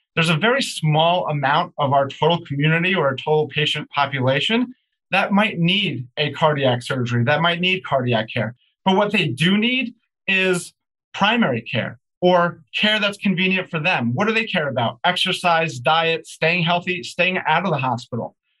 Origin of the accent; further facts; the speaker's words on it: New Jersey, United States; also born or lived in New York City / Aventura, Florida; So I was born in New York City and lived most of my life in New Jersey